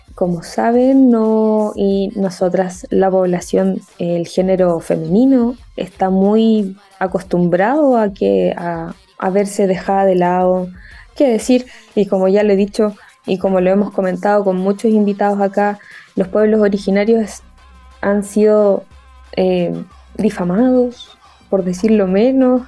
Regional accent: Concepción, Biobío, Chile; yo soy de Concepción

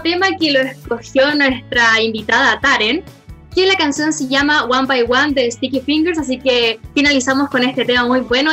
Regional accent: Chile; nosotros como chilenos

